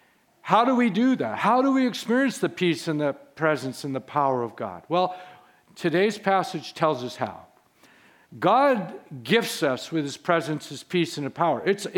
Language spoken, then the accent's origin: English; Carmel Valley, California, United States; I grew up in this church from age one. I grew up in Carmel Valley, went through the schools in Carmel, went to Carmel High School.